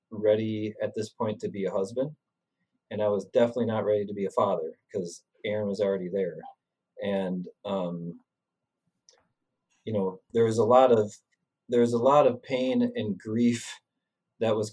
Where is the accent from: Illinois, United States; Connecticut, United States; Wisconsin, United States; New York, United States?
Wisconsin, United States; Sun Prairie; I'm from Sun Prairie, which is a half hour away, and I was really surprised to see somebody that I recognized from Sun Prairie.